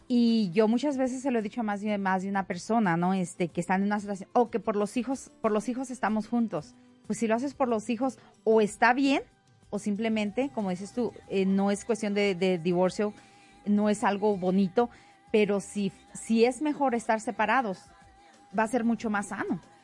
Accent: Mexico; now in Denver, United States; yo como mexicana y como buena mexicana y, orgullosa mexicana

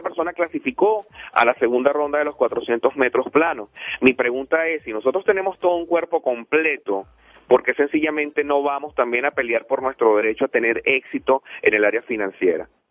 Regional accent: Venezuela; now in Denver, United States; Yo vengo de Venezuela, soy de Venezuela, amo a mi nación, amo a mi país

